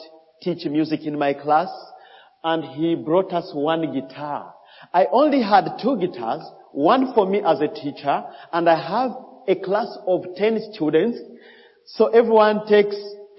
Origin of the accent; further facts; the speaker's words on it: DR Congo; English is a second language; now in Malawi; I grew up in Congo where we just speak French